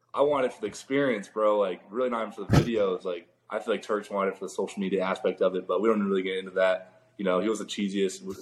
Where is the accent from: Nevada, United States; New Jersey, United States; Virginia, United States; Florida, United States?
Florida, United States; Orlando; Orlando, my hometown